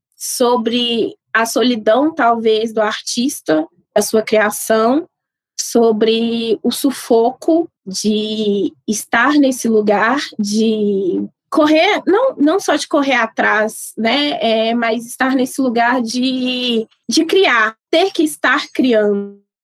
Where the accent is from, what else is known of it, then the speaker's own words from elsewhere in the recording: Sabará, Minas Gerais, Brazil; eu sou nascida e criada em Sabará